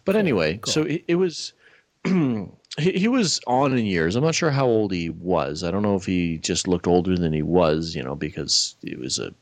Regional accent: Nova Scotia, Canada; moved away; where I grew up in Nova Scotia

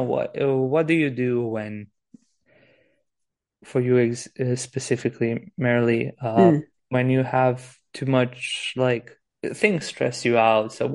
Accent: Transylvania, Romania; I'm from Romania now, Transylvania. I'm talking to you from the Pacific

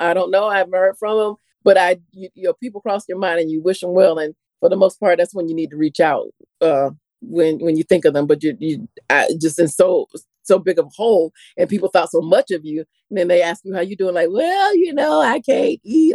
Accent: Florida, United States; I'm from Florida.

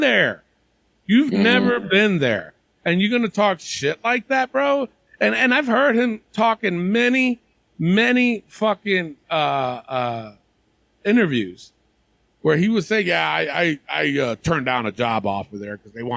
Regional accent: New York City, New York, United States; my hometown in the Bronx

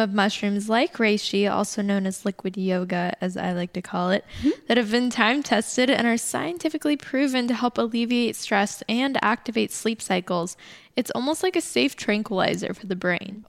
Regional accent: Los Angeles, California, United States; moved away as an adult; now in Kauai, United States; I grew up in Los Angeles, so super loud and chaotic

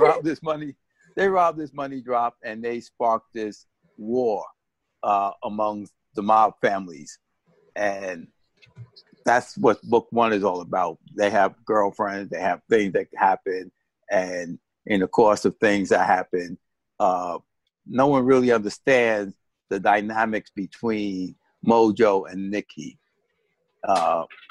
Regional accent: New York City, New York, United States; When I was growing up in the South Bronx, we had one half of the block that was Spanish and one half of the block that was Black.

